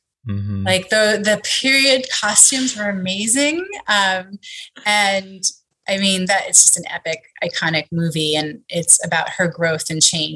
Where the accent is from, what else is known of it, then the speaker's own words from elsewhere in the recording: New York, United States; I grew up in New York, just outside of Manhattan, about a half hour northwest